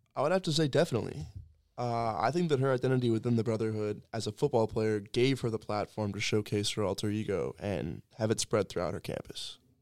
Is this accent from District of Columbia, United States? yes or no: no; Annapolis, Maryland, United States; I'm from Annapolis, Maryland, and I'm a sophomore here at Colby